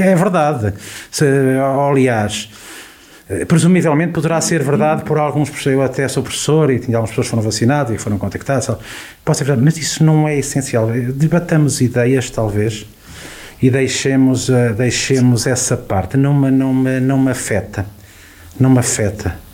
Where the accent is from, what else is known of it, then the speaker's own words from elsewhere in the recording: Carregal do Sal, Centro, Portugal; este querido Conselho, eh, que, onde nasci, onde há 54 anos, eh, eh, onde é a minha terra há 54 hum. anos